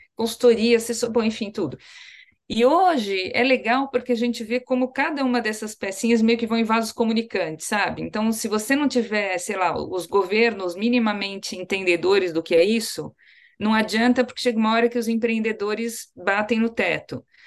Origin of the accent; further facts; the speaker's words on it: São Paulo, Brazil; eu falo muito orgulhosa como paulista também, além de como brasileira